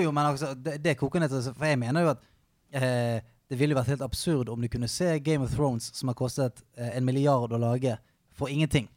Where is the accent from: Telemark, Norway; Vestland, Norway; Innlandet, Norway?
Vestland, Norway; Bergen; Jeg kommer fra et sted som heter Salhus, litt utenfor Bergen